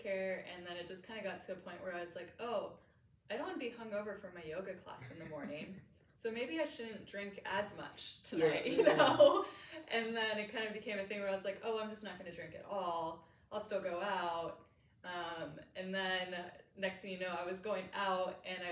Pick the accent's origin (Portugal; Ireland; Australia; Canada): Canada; also born or lived in San Diego, United States / Bay Area, United States / Dallas, United States; now in St. Petersburg, United States; I'm from Canada.